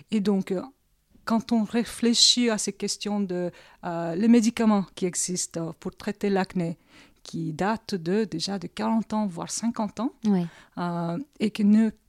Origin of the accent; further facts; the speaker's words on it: South Korea; je réponds, je suis coréenne.